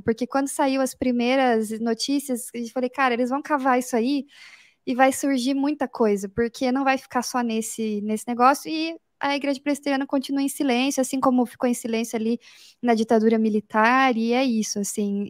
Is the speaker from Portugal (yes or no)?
no; Curitiba, Paraná, Brazil; Eu, como boa curitibana